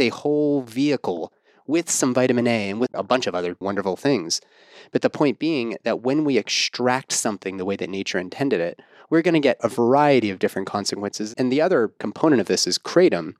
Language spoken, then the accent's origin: English; Pittsburgh, Pennsylvania, United States; I'm from Pittsburgh